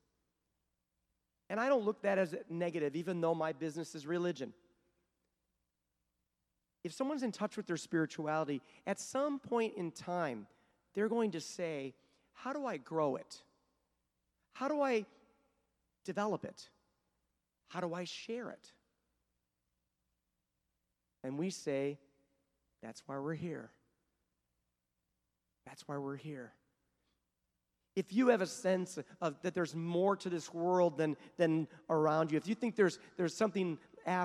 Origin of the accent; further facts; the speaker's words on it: Michigan, United States; Growing up in Michigan